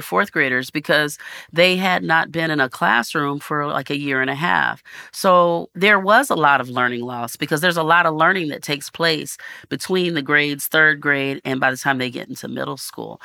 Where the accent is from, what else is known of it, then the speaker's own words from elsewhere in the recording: North Texas, United States; growing up in North Texas